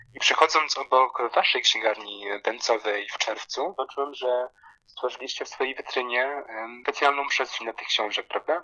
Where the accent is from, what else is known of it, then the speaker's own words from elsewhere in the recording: Poland; moved away as an adult; also born or lived in London / Bangkok; now in Lublin, Poland; dorastając w Polsce